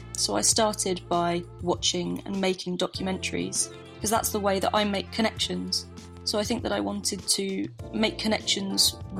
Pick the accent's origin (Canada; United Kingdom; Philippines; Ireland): United Kingdom; Bristol, South West England; I'm from Bristol, England.